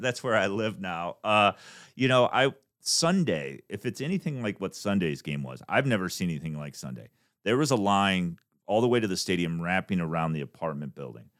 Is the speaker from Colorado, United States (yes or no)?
no; Davenport, Iowa, United States; moved away; growing up, I'm from Davenport, Iowa